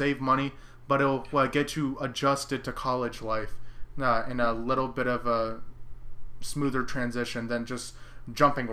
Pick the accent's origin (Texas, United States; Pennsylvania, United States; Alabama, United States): Texas, United States; Central; I'm from the Central Texas area